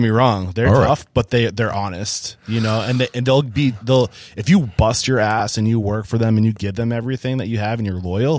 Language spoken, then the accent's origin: English; New England, United States; I'm from New England.